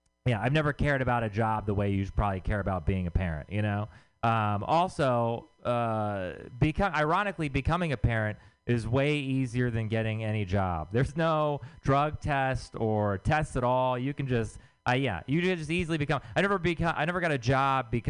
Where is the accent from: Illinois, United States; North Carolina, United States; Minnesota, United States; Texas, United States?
Texas, United States; moved away; I'm from Texas